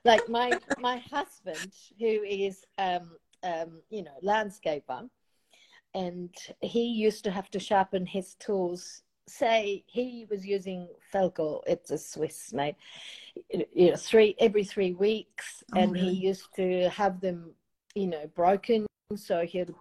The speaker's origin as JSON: {"language": "English", "country": "Japan", "moved": "yes", "said": "I'm from Japan"}